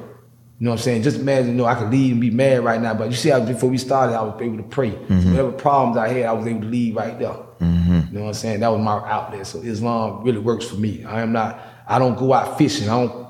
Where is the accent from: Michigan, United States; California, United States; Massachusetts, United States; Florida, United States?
Florida, United States; Miami; I ain't politically correct. I kill a word. I'm from Miami. We say dope and foe.